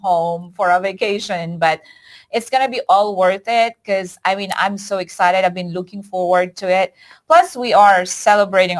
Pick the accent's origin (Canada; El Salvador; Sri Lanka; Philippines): Philippines; Batac, Ilocos Norte; moved away; I'm going home to the Philippines and I'm going to spend Christmas in Batac, my hometown.